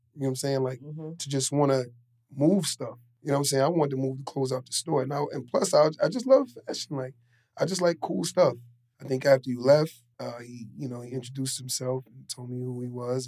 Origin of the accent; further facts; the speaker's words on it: New York City, New York, United States; I grew up in Queens, north side of Queens, and a uh, pretty rough neighborhood